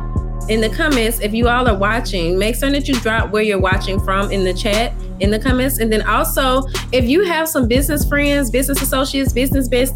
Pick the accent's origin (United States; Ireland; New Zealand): United States; Mississippi; now in Baton Rouge, United States; I'm originally from Mississippi